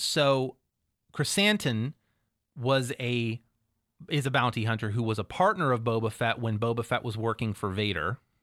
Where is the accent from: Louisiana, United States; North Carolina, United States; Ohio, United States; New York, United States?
Ohio, United States; Cambridge; I am from Cambridge, Ohio